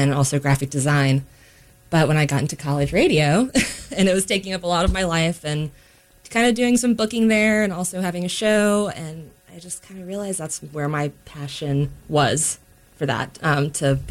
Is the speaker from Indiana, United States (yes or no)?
no; Norfolk, Virginia, United States; moved away as an adult; now in Durham, United States; I grew up in Virginia. I'm from Norfolk, Virginia, originally near Virginia Beach